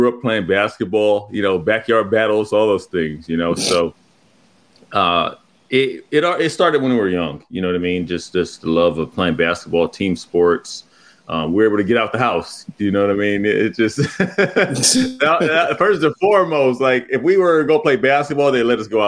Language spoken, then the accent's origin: English; Pomona, California, United States; I grew up in Pomona, California